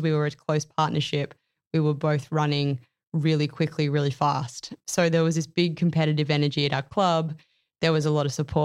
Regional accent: Yarra Valley, Victoria, Australia; now in Gold Coast, Australia; I grew up in the Yarra Valley in Victoria, and it was just absolutely brimming with iconic Australian wildlife

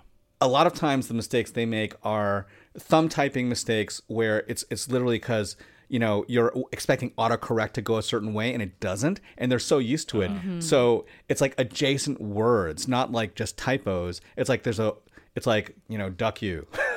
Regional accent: Los Angeles, California, United States; And it was a marker of like, oh, you know, I'm from Koreatown and I rep it, right?

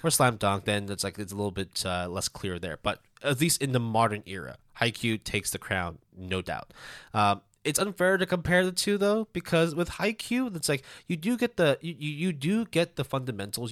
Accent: Hong Kong; moved away; also born or lived in Canada; I'm Canadian, uh, I, I grew up in Hong Kong

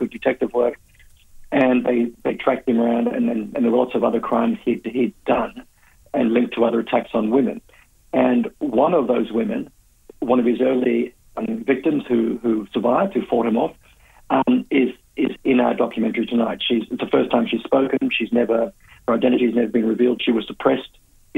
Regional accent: Perth, Western Australia, Australia; moved away; I'm originally from Perth, so I grew up at the same time the killings were happening

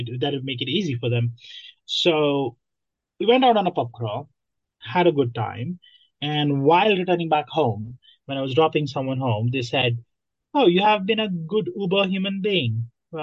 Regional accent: Nepal; moved away as an adult; now in London, United Kingdom; I am originally from Nepal. I came to London 5 years ago as a student.

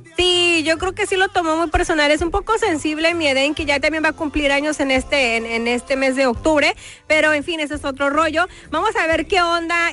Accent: Mexico; somos como buenos mexicanos

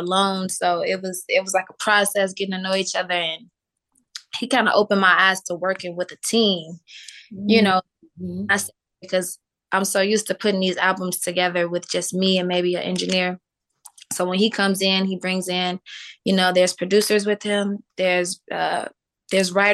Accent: Chicago, Illinois, United States; I'm from Chicago.

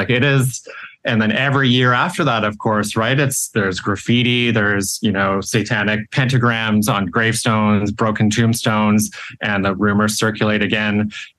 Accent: Victoria, British Columbia, Canada; also born or lived in Edmonton; I grew up in Victoria after the book was published in 1980. And my family, both my parents were practicing Catholics and left the church before we moved to Victoria from Edmonton.

